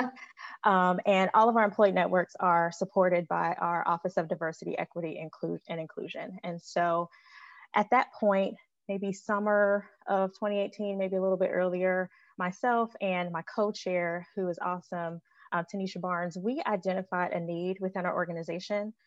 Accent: Chicago, Illinois, United States; moved away as an adult; also born or lived in Chapel Hill, North Carolina; now in Greensboro, United States; I'm originally from Chicago and I moved to Greensboro back in 2015

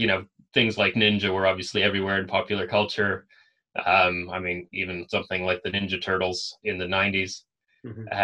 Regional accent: Alaska, United States; I was born and raised in Alaska

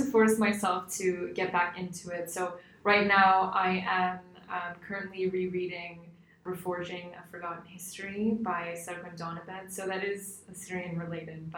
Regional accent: Skokie, Illinois, United States; also born or lived in Chicago / Washington, D.C.; So I was born in Chicago, but I grew up in Skokie, and I've lived here my entire life.

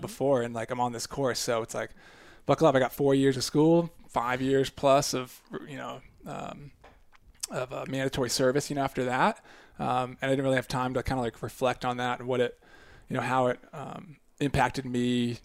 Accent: United States; moved away as an adult; also born or lived in Japan; growing up outside Washington D.C. suburbs, like a lot of military government kind of presence

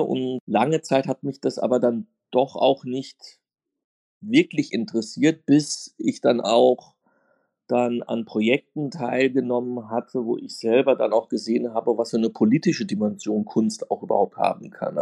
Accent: Offenbach am Main, Hesse, Germany; Ich bin in Offenbach groß geworden.

